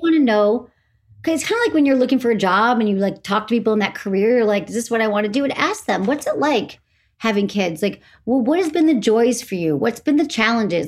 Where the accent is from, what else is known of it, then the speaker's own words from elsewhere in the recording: Farmington Hills, Michigan, United States; moved away as an adult; also born or lived in San Francisco; I'm from Farmington Hills, Michigan, which is a suburb of Detroit.